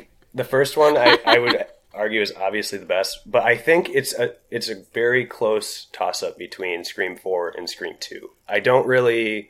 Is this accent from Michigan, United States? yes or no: yes; Grand Rapids, Michigan, United States; Grand Rapids, so you might want to check that one out. My hometown.